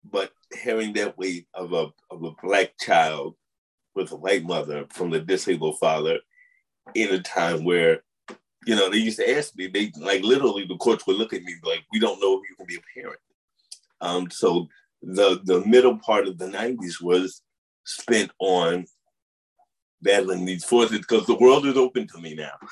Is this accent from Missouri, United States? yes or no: yes; St. Louis, Missouri, United States; also born or lived in Upstate New York / Boston; You know, I came from St. Louis to upstate New York to Boston to Jersey for college.